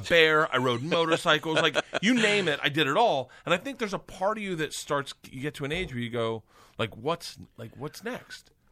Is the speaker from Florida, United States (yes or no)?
yes; Florida, United States; I grew up in Florida